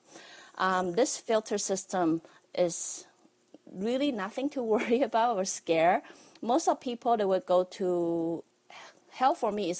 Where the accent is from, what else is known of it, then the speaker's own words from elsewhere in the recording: Taiwan; as a kid growing up in Taiwan